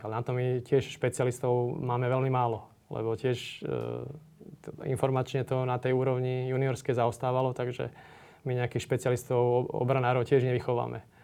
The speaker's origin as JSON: {"language": "Slovak", "country": "Slovakia", "said": "sme Slováci"}